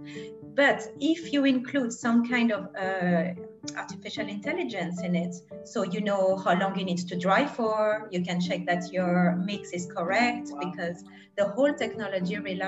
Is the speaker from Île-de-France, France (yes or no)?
no; Grenoble, Auvergne-Rhône-Alpes, France; moved away; I'm from Grenoble in France originally